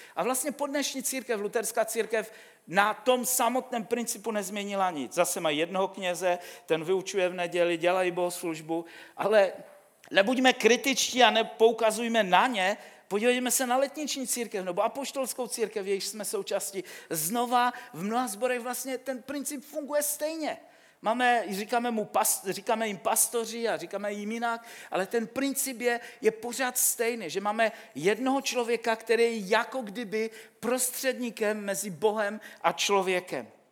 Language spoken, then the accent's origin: Czech; Silesia, Czechia; já pocházím ze Slezska